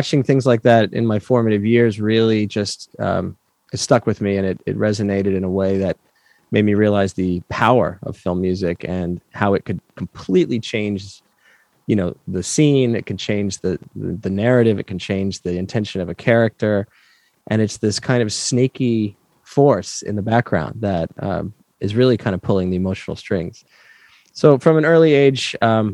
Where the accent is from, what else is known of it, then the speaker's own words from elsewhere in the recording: New York, United States; I grew up in New York, and we went into the city